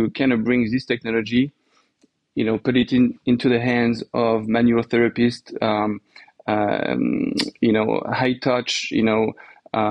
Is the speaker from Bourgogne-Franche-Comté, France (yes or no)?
no; Normandy, France; accent: French; English is a second language; moved away as an adult; also born or lived in New York, United States; now in United States; I grew up in France. So in Normandy, in the north of France